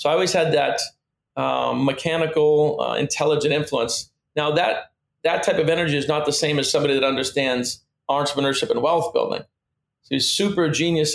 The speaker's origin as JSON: {"language": "English", "region": "Massachusetts", "country": "United States", "tie": "born or raised there", "also_born_or_lived": "Pennsylvania", "moved": "as an adult", "lives_now": "Delray Beach, United States", "said": "my mom took me and my brother back to Massachusetts, where I spent the last 50 years."}